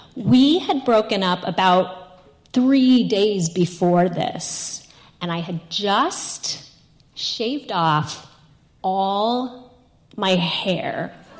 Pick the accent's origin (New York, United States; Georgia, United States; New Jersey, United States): New York, United States; I'm from New York